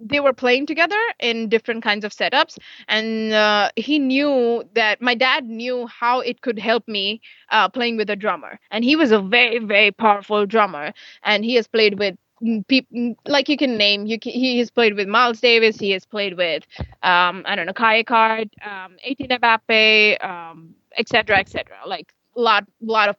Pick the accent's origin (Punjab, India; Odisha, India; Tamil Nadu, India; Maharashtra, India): Maharashtra, India; Mumbai; I'm from Mumbai